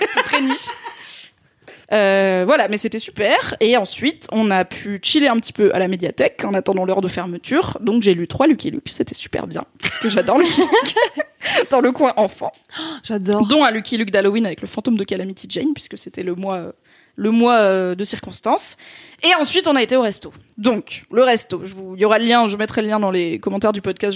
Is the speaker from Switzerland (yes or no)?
no; south-east France, France; les petites villes, euh, notamment du sud-est, puisque c'est là où j'ai grandi